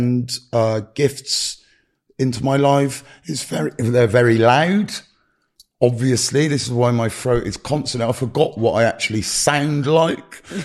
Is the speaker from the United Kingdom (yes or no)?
yes; United Kingdom; also born or lived in Gloucestershire; I'm very British